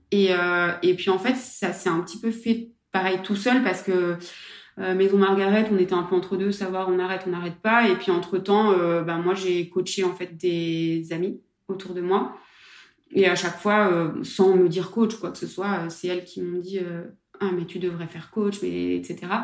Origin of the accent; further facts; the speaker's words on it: Saint-Étienne, Auvergne-Rhône-Alpes, France; moved away as an adult; also born or lived in Aix-en-Provence; je suis de Saint-Etienne